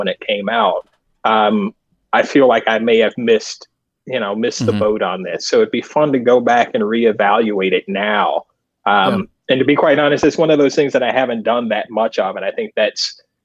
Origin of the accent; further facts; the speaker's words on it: North Carolina, United States; The guys that I grew up with in North Carolina